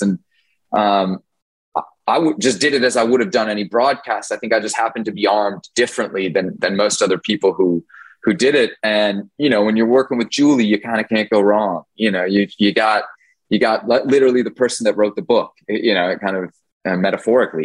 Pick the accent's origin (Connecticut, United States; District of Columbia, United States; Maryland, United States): District of Columbia, United States; Washington; I grew up in Washington D.C.